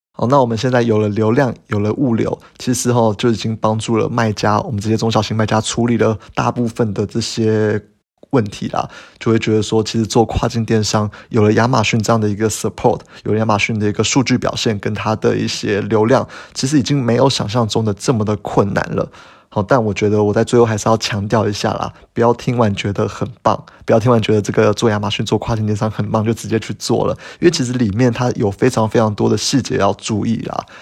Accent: Taiwan; 我们台湾人

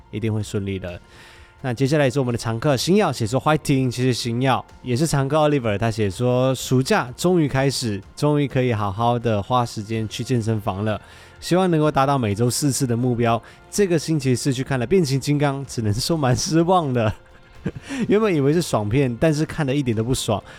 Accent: Malaysia; now in Taiwan; 因为我是马来西亚人嘛，啊。我在马来西亚本来就几乎没有遇过地震

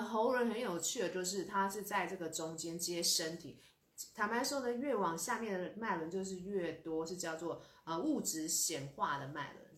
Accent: Taiwan; 我们台湾人

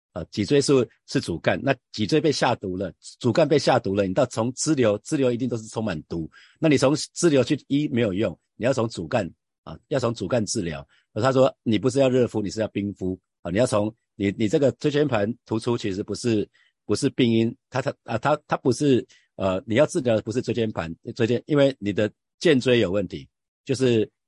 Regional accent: Hsinchu, Taiwan; 我在新竹出生

